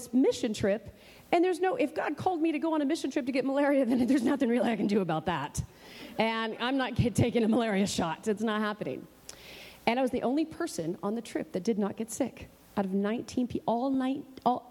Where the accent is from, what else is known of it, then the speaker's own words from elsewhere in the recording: Oklahoma, United States; moved away as an adult; also born or lived in Los Angeles, California; I'm from Oklahoma